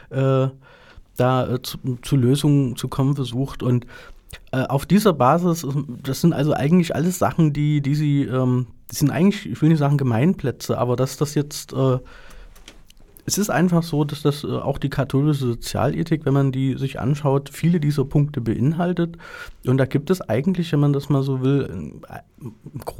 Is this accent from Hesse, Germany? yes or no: no; Leipzig, Saxony, Germany; now in Vienna, Austria; aber in Leipzig zum Beispiel, wo ich herkomme, da hat man den, den damaligen ähm, oder den heutigen Augustusplatz ähm, so zugebaut